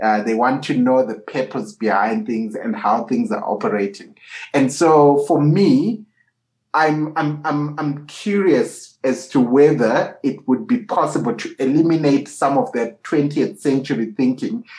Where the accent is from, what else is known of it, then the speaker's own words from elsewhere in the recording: Harare, Zimbabwe; coming from my home country mm. of Harare, Zimbabwe.